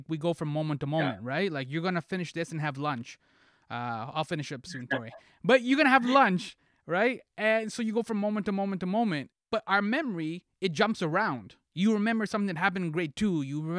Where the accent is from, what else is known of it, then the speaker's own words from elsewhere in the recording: Toronto, Ontario, Canada; So I'm from Toronto.